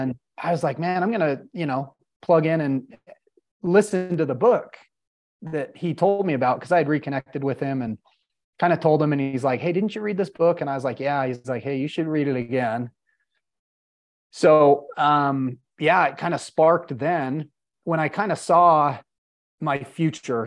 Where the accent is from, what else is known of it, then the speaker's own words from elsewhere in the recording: Salt Lake City, Utah, United States; I born and raised in Salt Lake City, Utah